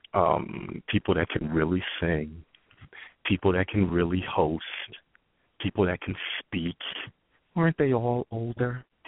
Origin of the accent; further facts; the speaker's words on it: Whitney Houston's hometown, New Jersey, United States; Whitney Houston's from my hometown, so I had I saw her a few times growing up